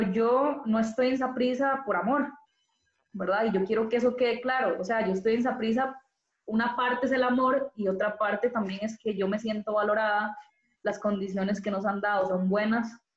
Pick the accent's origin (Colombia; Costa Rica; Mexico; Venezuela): Costa Rica; also born or lived in Madrid; yo soy tica